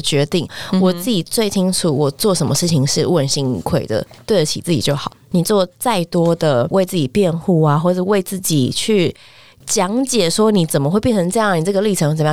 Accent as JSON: {"language": "Chinese", "country": "Taiwan", "also_born_or_lived": "Canada", "said": "我觉得我是台湾人"}